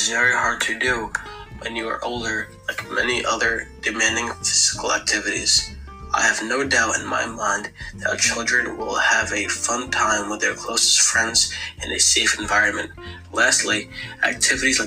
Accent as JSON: {"language": "English", "town": "Pomona", "region": "New York", "country": "United States", "tie": "born or raised there", "also_born_or_lived": "South Orangetown, New York", "said": "I was raised in North Rockland, New York, the town of Pomona."}